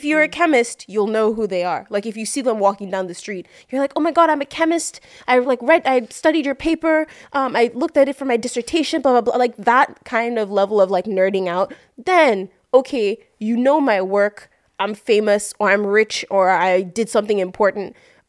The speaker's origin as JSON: {"language": "English", "country": "Nigeria", "said": "I'm Nigerian, it's in my blood to insult people."}